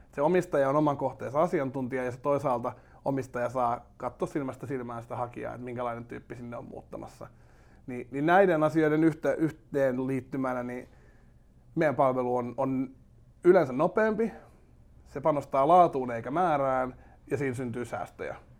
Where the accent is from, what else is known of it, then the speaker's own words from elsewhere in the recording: Espoo, Uusimaa, Finland; Mä oon Espoosta lähtöisin Lippajärvellä syntynyt ja, ja tota, Tapiolan seudulla, Tapiolassa ja Laajalahdessa asunut sitten niin nuoruuteni ja käynyt kouluni siellä.